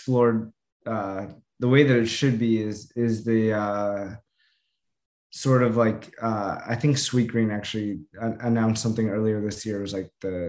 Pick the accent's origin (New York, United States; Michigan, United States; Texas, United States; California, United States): California, United States; Los Angeles; I grew up